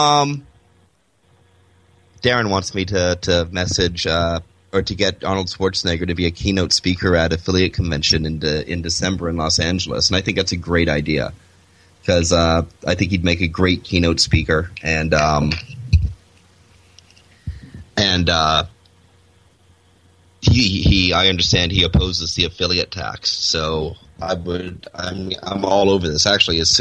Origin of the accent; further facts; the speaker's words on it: Toronto, Ontario, Canada; moved away; my old suburb, Etobicoke, where I grew up